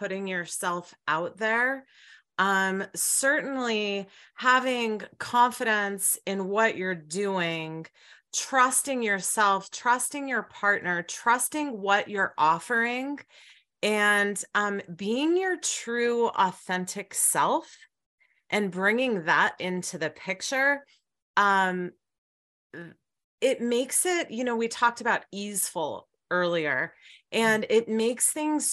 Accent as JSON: {"language": "English", "town": "Miami", "region": "Florida", "country": "United States", "tie": "born or raised there", "also_born_or_lived": "Colorado / Vietnam", "moved": "yes", "lives_now": "Great Falls, United States", "said": "I grew up in Miami, Florida"}